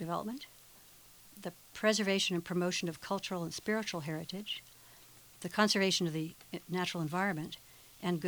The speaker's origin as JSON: {"language": "English", "country": "United States", "said": "as an American"}